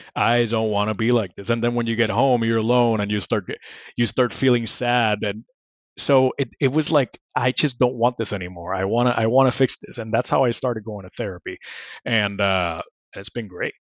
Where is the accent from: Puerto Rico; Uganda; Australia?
Puerto Rico; English is a second language; moved away as an adult; I grew up in Puerto Rico